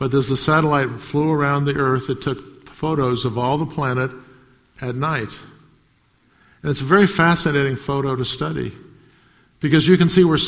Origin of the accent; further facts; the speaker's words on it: United States; I grew up in America